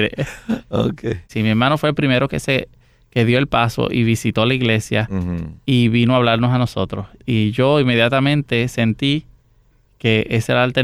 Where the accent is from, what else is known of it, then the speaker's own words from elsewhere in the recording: San José de Ocoa, Dominican Republic; San José de Ocoa, en República Dominicana, eh, y de una familia de eh, siete hermanos.